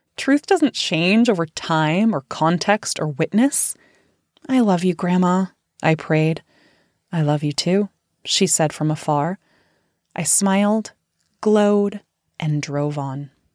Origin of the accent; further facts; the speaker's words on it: Central Valley of California, United States; I grew up in the Central Valley of California